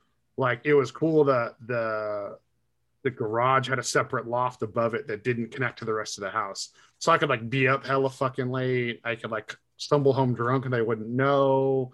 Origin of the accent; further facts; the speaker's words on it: Watsonville, California, United States; also born or lived in Capitola, California / Aptos, California / Live Oak, California; I was born in Capitola. I lived in Aptos till we were like 5. Then where the fuck did we live after that? I don't remember because I was so fucking young. I was like Capitola and Aptos, and then we lived in Watsonville till I was 16, and then moved to fucking Live Oak.